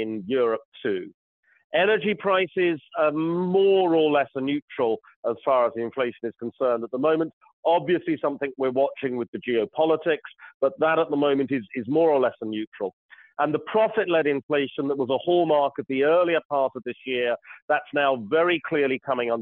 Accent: United Kingdom; I'm British

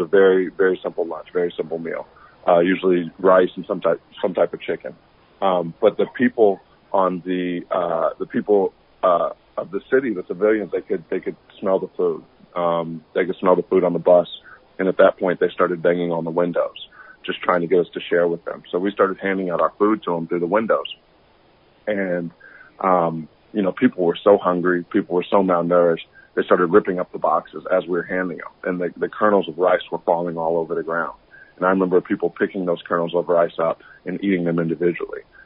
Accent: Atlanta, Georgia, United States; I was born and raised in Atlanta, Georgia

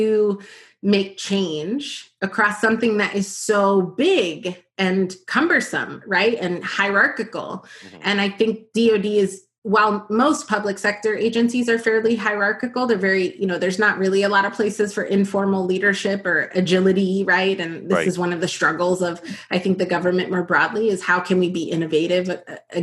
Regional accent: New York, United States; also born or lived in New Jersey / Dominican Republic (ancestry); I am from New York. My family is from the Dominican Republic. So I'm a first generation American and was born in Washington Heights in New York and sort of split my time between New York and New Jersey.

